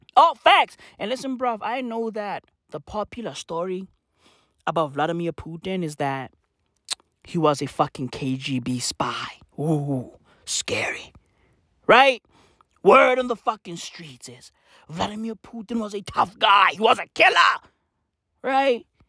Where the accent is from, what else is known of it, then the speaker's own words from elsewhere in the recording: South Africa; I'm from South Africa